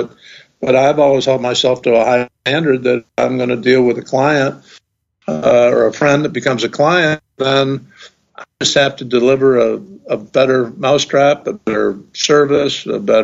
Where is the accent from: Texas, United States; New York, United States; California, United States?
New York, United States; Ithaca; my hometown at Cornell